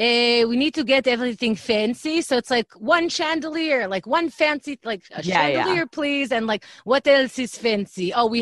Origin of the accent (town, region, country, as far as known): New York, United States; born or raised there; also born or lived in Israel / Briarwood, Queens